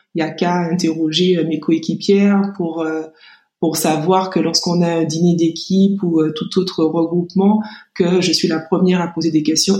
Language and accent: French; Martinique; also born or lived in Metropolitan France; now in France; je suis martiniquaise